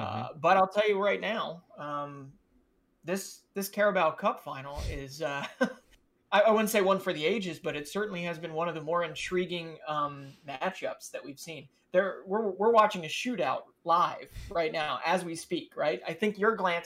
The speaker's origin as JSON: {"language": "English", "country": "United States", "said": "being an American"}